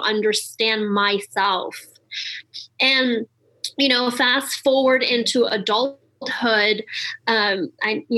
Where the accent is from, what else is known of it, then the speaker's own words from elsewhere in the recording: Montreal, Quebec, Canada; I grew up in Montreal, so I learned astrology in French first.